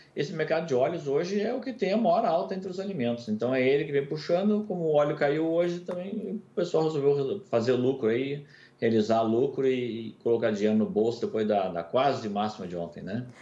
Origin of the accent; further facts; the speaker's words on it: Brazil; Eu, como brasileiro